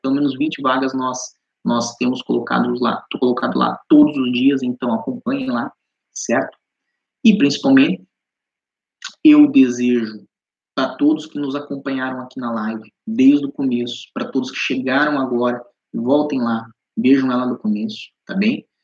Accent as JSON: {"language": "Portuguese", "town": "Curitiba", "region": "Paraná", "country": "Brazil", "also_born_or_lived": "Balneário Camboriú, Brazil", "moved": "as an adult", "lives_now": "Lisbon, Portugal", "said": "Eu sou do Paraná, sou de Curitiba."}